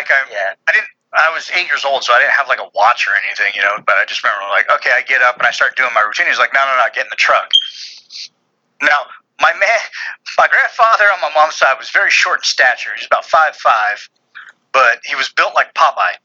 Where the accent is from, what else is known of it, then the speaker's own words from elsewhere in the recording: Central Valley, California, United States; now in Texas, United States; where I grew up in California was in the Central Valley